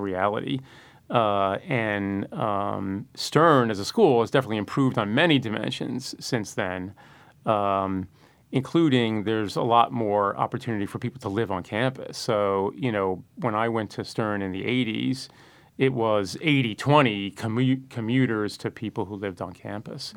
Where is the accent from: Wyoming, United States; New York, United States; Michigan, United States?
New York, United States; New York City; born or raised there